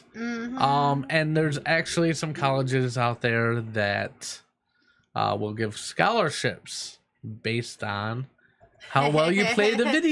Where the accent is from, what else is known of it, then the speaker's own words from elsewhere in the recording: Kenya; I'm from Kenya.